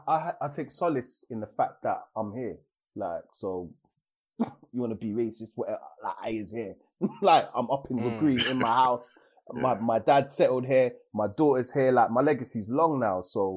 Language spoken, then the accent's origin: English; British / English, England, United Kingdom; I'm black British. Black English, whatever offends you more, I'm that. Oh, and I'm middle class now.